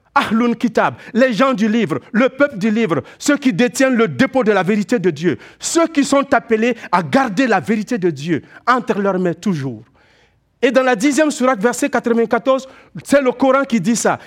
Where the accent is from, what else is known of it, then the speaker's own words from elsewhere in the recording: Quebec, Canada; En tant que Québécois, nous savons ce que c'est que le froid.